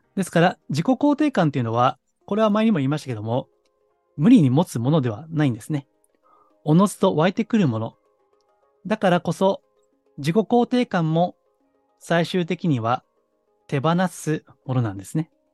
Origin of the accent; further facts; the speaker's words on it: Kansai, Japan; 私はあの、関西の出身ですからね